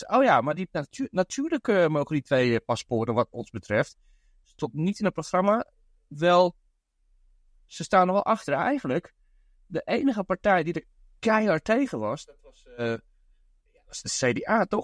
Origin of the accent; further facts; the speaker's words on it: Netherlands; now in Brooklyn, United States; in mijn eigen land. ja, dat is niet meer mijn eigen land